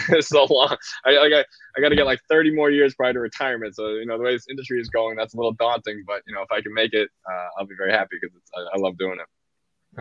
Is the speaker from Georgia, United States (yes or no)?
no; Boston, Massachusetts, United States; I grew up in Boston